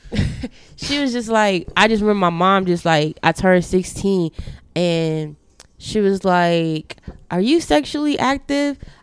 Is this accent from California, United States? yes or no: no; Chicago, Illinois, United States; moved away; when I was growing up in Chi, uh, Chicago, my grandfather stayed literally down the street